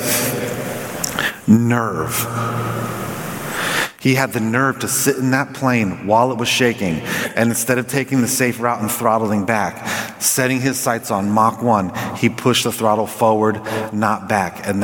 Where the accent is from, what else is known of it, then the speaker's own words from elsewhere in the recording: Southern California, United States; I grew up in Southern California